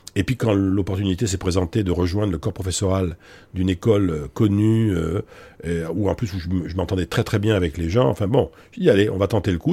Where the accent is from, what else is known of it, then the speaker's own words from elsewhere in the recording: Bordeaux, Nouvelle-Aquitaine, France; moved away as an adult; now in Paris, France; je suis donc moi d'origine je suis bordelais, hein. je suis né à Bordeaux Bordeaux, grandi. Euh, j'ai quitté Bordeaux en 1984 pour venir m'installer à Paris